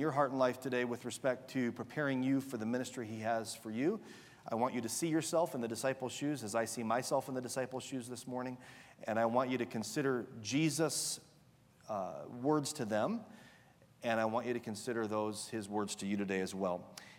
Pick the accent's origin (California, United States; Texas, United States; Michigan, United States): Michigan, United States; This is certainly like home for me. My wife and I were both born and raised in Michigan.